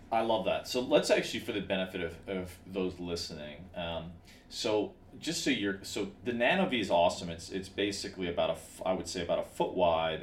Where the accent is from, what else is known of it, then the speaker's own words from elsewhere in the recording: Chicago, Illinois, United States; now in Los Angeles, United States; I grew up in Chicago